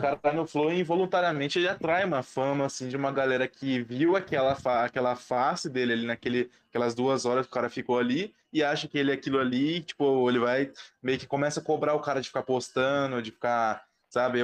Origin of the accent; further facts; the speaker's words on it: Ribeirão Preto, São Paulo, Brazil; eu sou de Ribeirão Preto